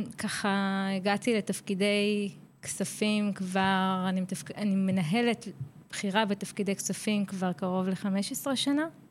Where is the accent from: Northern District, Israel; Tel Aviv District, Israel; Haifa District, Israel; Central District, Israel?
Central District, Israel; Petah Tikva; now in Karkur, Israel; במקור אני מפתח תקווה, הקסומה